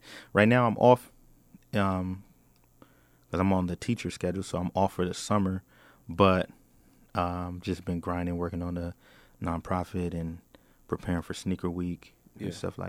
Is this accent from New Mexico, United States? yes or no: no; Portland, Oregon, United States; Yeah, so I'm from Northeast Portland.